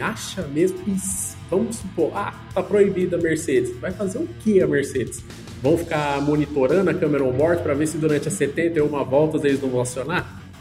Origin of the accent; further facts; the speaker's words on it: Brazil; como um bom brasileiro